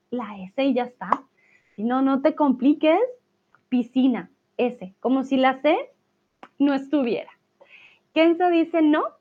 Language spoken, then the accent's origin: Spanish; France; accent: French; Spanish is a second language; todavía algunas palabras que no pronuncio, pronuncio con U, pronun pronuncio aún tengo un acento francés.